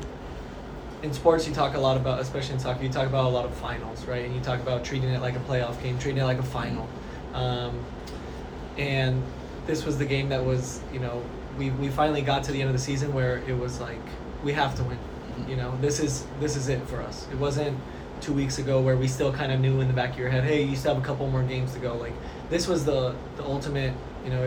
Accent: San Diego, California, United States; now in Dallas, United States; growing up in San Diego

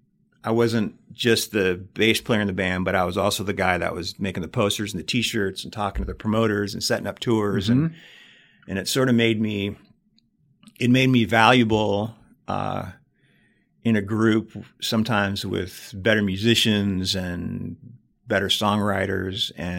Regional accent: Big Sandy, Montana, United States; by the time I was in my 30s, I was like, thank God that I grew up in Big Sandy.

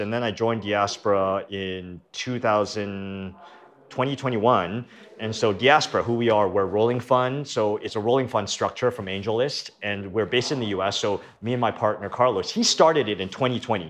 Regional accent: Canada; moved away as an adult; now in United States; I'm originally from Canada, moved to the US to get rich

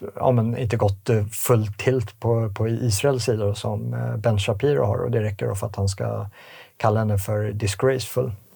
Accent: Sweden; vi som svenskar

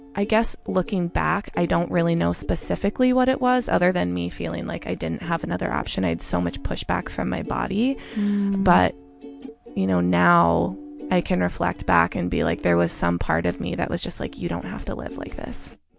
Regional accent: Santa Rosa, California, United States; moved away as an adult; also born or lived in Alameda, California / San Francisco, California; now in Portland, United States; I was born in Alameda, but I grew up in Santa Rosa

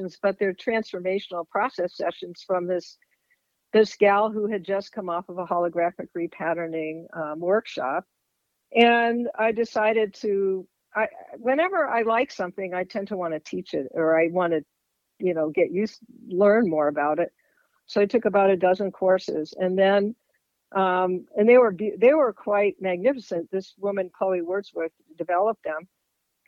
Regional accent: East Coast, United States; moved away as an adult; also born or lived in Eastern European Jewish heritage; now in Fairfield, Iowa, United States; I grew up on the East Coast. And that's where I came from

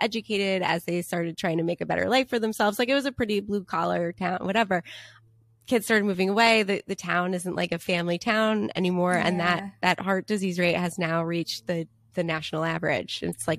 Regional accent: Long Island, New York, United States; now in New Canaan, United States; when I first moved to New Canaan, I was coming from Long Island, where there were a fair amount of Italians

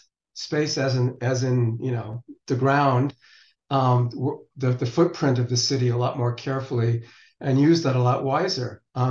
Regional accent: Western United States, United States; growing up in the Western United States in a city that has 300 plus days of sunshine every year

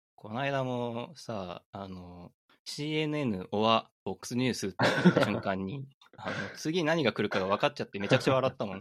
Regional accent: Aichi, Japan; moved away; あの、愛知県出身だったんで

